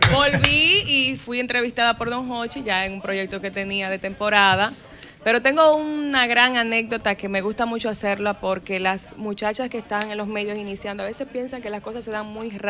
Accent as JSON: {"language": "Spanish", "town": "San Francisco de Macorís", "region": "Duarte", "country": "Dominican Republic", "said": "San Francisco, en mi pueblo, en Macorís"}